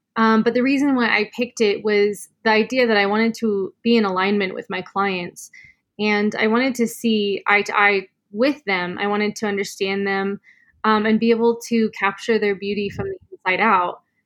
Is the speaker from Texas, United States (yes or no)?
no; Sedona, Arizona, United States; I was born and raised in Sedona.